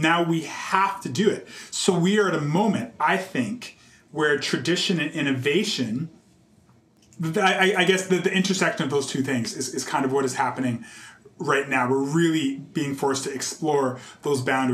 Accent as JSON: {"language": "English", "town": "Calgary", "region": "Alberta", "country": "Canada", "tie": "born or raised there", "also_born_or_lived": "Nova Scotia", "moved": "yes", "lives_now": "Toronto, Canada", "said": "I had a really great experience growing up in Calgary"}